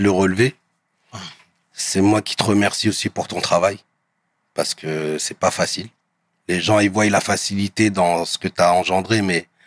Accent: Bondy, Île-de-France, France; je viens de Bondy.

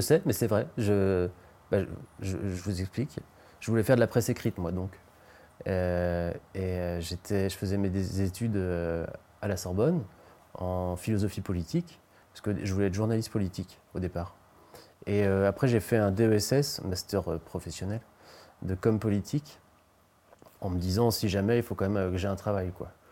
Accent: Beaupréau, Pays de la Loire, France; moved away; also born or lived in Nantes; Et j'ai grandi dans un village entre Nantes et Angers qui s'appelle Beaupréau

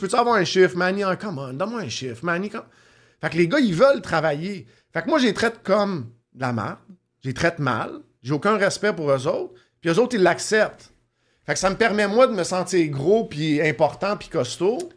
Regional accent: Montreal, Quebec, Canada; je un gars de Montréal, centre-ville de Montréal. J'ai déménagé pas mal, mais toujours dans le coin du centre-ville.

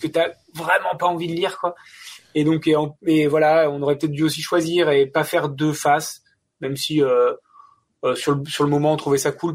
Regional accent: France; je suis français

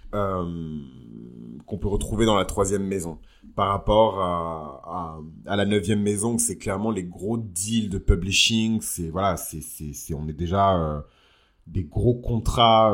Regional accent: south-west France, France; la région dans laquelle j'ai grandi dans le sud-ouest

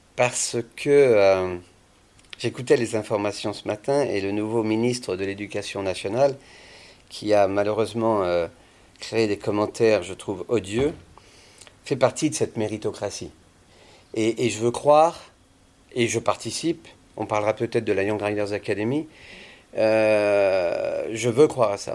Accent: Vendée, Pays de la Loire, France; moved away as an adult; Je suis parti de Vendée quand j'avais 18 ans.

